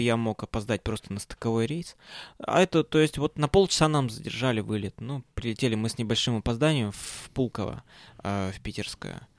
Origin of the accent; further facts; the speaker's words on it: Perm, Perm Krai, Russia; когда я улетал из Перми, а, температура у нас на Западном Урале опустилась до минус тридцати семи градусов